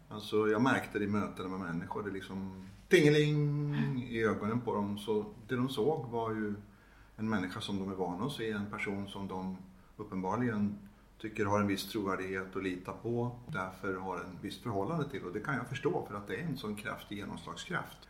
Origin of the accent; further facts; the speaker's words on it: Gävle, Gävleborg County, Sweden; det fanns i Gävle då där jag växte upp